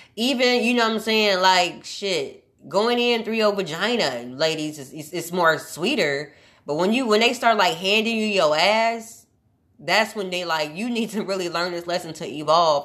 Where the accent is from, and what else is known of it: Omaha, Nebraska, United States; born or raised there; moved away